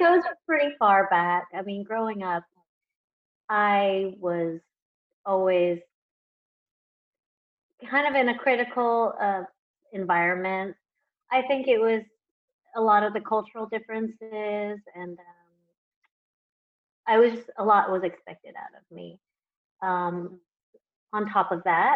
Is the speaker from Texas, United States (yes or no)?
yes; Houston, Texas, United States; moved away as an adult; also born or lived in Los Angeles, United States / Taiwan; I was born and raised in Houston, Texas